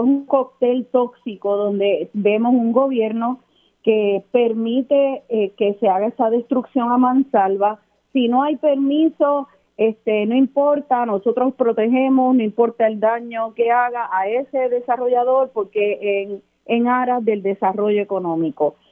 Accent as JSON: {"language": "Spanish", "town": "Aguadilla", "country": "Puerto Rico", "tie": "born or raised there", "said": "nunca voy a olvidar mis días de niña en Aguadilla"}